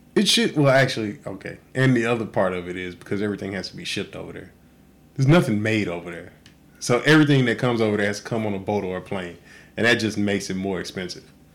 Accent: Texas, United States; now in Oahu, United States; I grew up in Texas

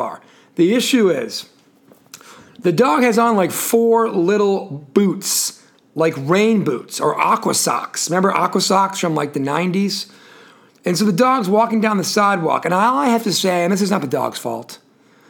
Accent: New England, United States; now in Charlotte, United States; where I come from up in New England

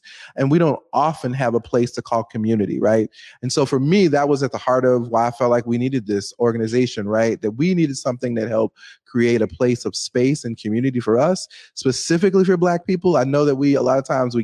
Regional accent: Louisiana, United States; moved away as an adult; now in Seattle, United States; Born and raised in Louisiana.

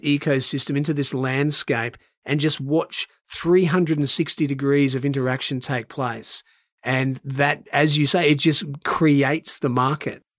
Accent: Brisbane, Queensland, Australia; In my hometown of Brisbane

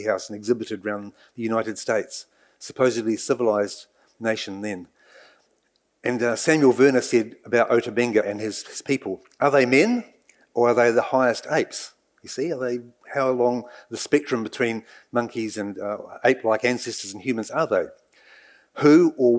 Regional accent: Nelson, New Zealand; born or raised there; also born or lived in Dartmoor, England; now in Waikato, New Zealand

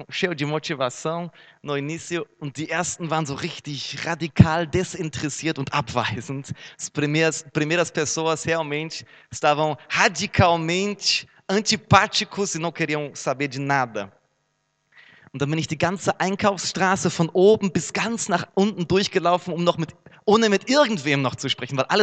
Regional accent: Herne, North Rhine-Westphalia, Germany; Minha cidade natal, Herne, cidade mundialmente desconhecida

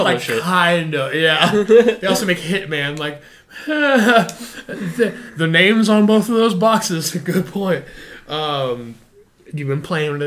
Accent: United Kingdom; I'm British.

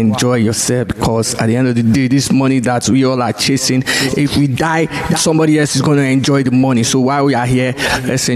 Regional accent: Nigeria; moved away; the marketplace in Nigeria that I grew up.

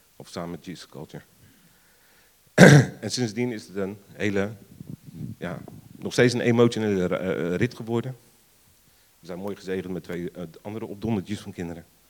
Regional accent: Rotterdam, South Holland, Netherlands; moved away; Oorspronkelijk kom ik uit Rotterdam. Misschien hoort een beetje mijn accent

